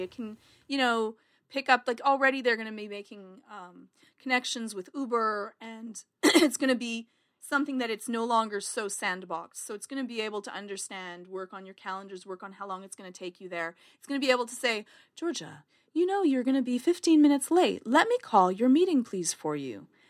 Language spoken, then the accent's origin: English; Canada; accent: Canadian; my Canadian accent